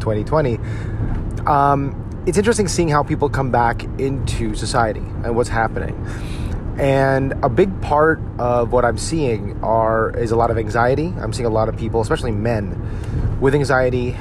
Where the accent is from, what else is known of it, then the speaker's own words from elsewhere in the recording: United States; growing up as a Filipino American and predominantly, you know, Italian-American, Irish-American, Polish-American town